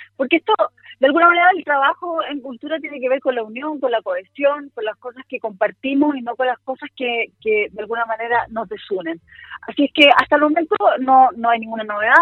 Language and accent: Spanish; Chile; como chilenos que somos